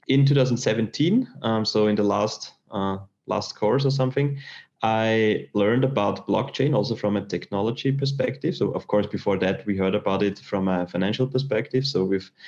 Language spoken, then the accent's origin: English; Austria; I'm from Austria and I did a technical school